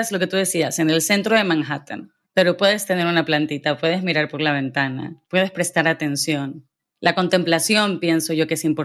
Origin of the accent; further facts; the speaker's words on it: Guayaquil, Guayas, Ecuador; now in Madrid, Spain; Yo recientemente me mudé a Madrid y vengo de Guayaquil